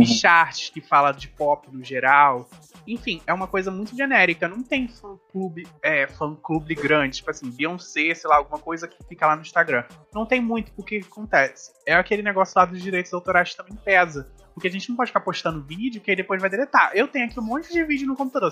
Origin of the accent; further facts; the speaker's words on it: Brazil; eu sou brasileiro